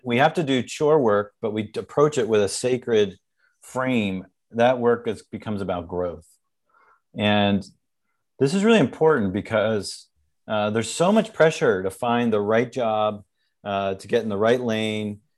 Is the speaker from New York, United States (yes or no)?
yes; New York, United States; I'm from New York